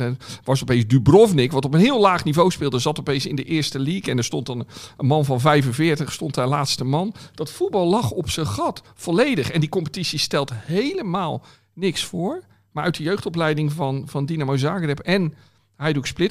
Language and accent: Dutch; Netherlands; als Nederlander